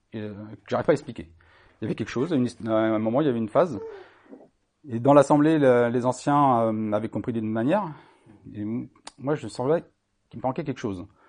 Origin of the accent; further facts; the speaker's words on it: Brittany, France; je suis né en Bretagne. J'ai 50 ans et je connais bien la Bretagne et les Bretons